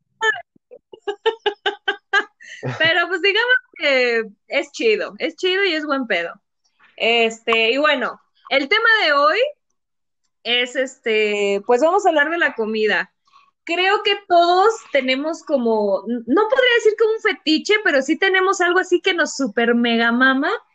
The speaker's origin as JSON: {"language": "Spanish", "country": "Mexico", "said": "salí defectuosa como mexicana"}